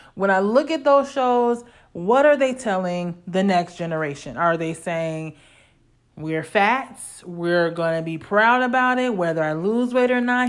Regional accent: Illinois, United States; growing up in Illinois

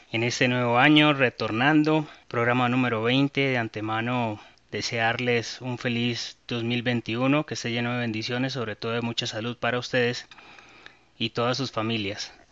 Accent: Santa Marta, Magdalena, Colombia; Eh, había ido a Santa Marta anteriormente en avión, en carro particular, en bus y siempre para mí ha sido muy grato estar en mi tierr

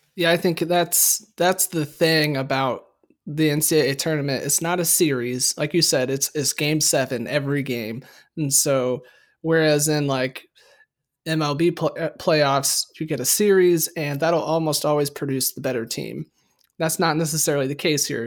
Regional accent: Midwest, United States; us Midwesterners, I understand and I didn't until kinda recently, but it's come to my attention that we, we put S's on things

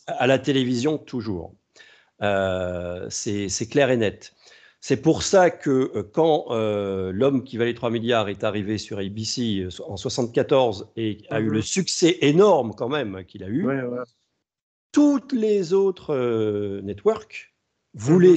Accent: France; chez nous en France

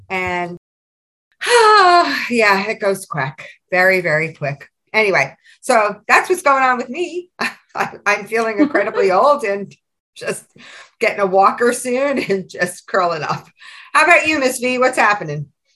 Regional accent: New York, United States; now in New Jersey, United States; being a New Yorker

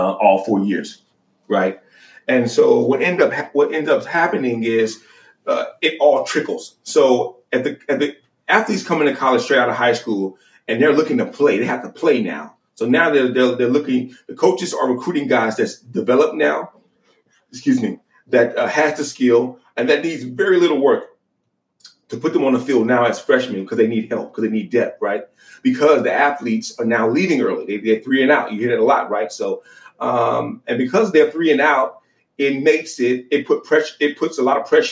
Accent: Baton Rouge, Louisiana, United States; moved away as an adult; now in California, United States; I'm originally from Baton Rouge, Louisiana

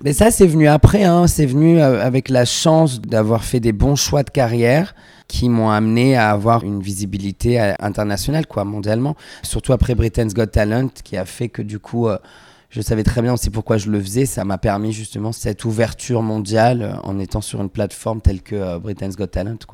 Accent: Vallauris, Provence-Alpes-Côte d'Azur, France; also born or lived in Grasse; je viens du sud de la France, je suis né à Grasse, j'ai grandi à Valoris, près de Cannes

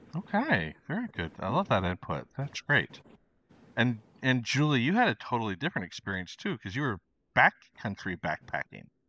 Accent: Idaho, United States; now in Argentina; growing up in Idaho

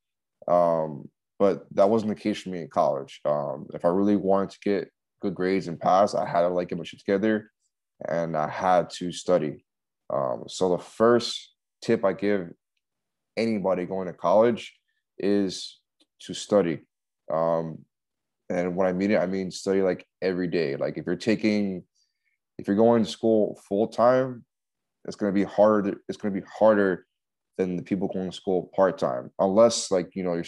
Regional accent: Miami, Florida, United States; moved away; I was still in my hometown in Miami

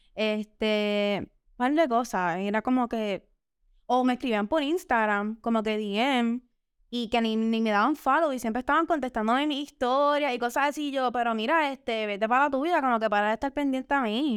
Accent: Dorado, Puerto Rico; Yo soy dorado

